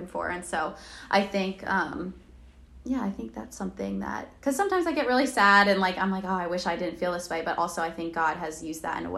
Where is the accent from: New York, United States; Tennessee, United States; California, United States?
New York, United States; moved away as an adult; now in South Carolina, United States; I am from New York. I'm like an hour north of New York City.